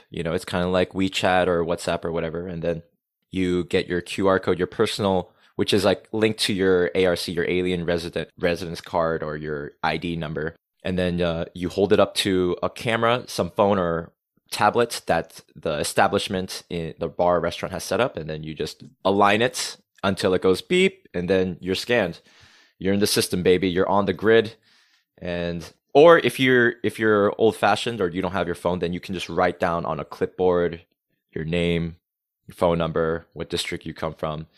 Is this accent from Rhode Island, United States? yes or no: yes; Rhode Island, United States; accent: New England; first language English; moved away as an adult; also born or lived in South Korea; now in Seoul, South Korea; I grew up as a small town American boy in New England, small town America, in the suburbs